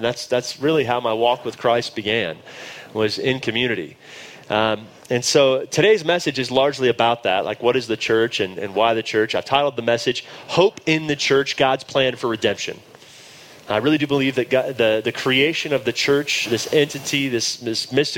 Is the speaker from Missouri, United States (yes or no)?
no; Dallas, Texas, United States; accent: drawl; moved away as an adult; now in Denver, United States; I grew up in Dallas, Texas. You will hear my drawl